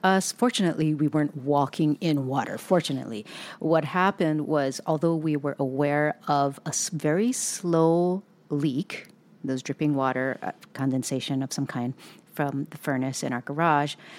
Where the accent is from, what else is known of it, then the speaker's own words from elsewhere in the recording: Hawaii, United States; also born or lived in Southern California; now in Pacific Northwest, United States; we were born and raised in Hawaii and then we moved to Southern California